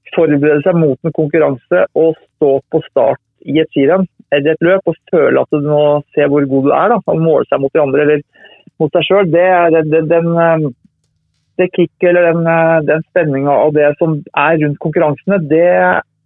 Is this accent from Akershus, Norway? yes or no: no; Tønsberg, Vestfold, Norway; jeg har flytta tilbake til Tønsberg nå, men jeg har vokst opp i Tønsberg